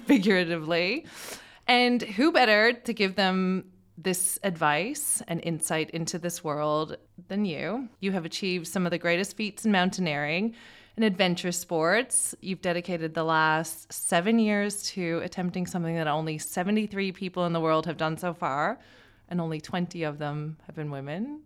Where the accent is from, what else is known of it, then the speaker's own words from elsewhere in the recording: Canada; As a Canadian